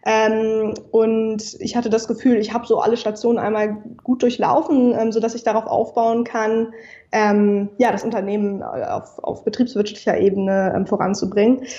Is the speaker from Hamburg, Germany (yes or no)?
yes; Hamburg, Germany; now in Berlin, Germany; Ich bin ähm, 27 Jahre alt. Ich komme aus Hamburg, um einmal kurz die, ja. die Fakten ähm, auf den Tisch zu legen. Ich sitze aber gerade in Berlin.